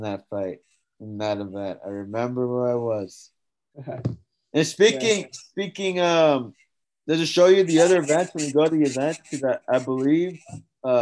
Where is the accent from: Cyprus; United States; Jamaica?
United States; as an American